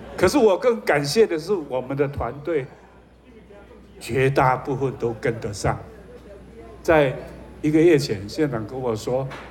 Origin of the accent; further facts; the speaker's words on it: Nantou County, Taiwan; 因为我是一个土生土长的南投人，没想到还可以有机会来为我自己的土地奉献服务